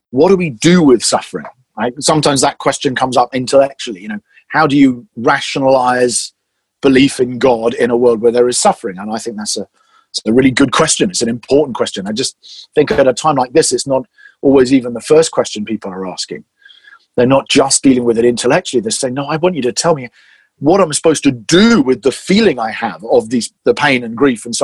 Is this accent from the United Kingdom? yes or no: yes; England, United Kingdom; as I'm English